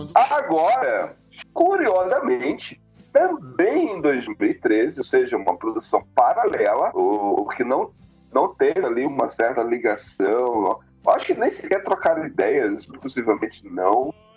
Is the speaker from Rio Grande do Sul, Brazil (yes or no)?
no; Pará, Brazil; moved away; also born or lived in São Luís, Maranhão; eu sou do Pará, mas eu, a minha juventude foi em São Luís do Maranhão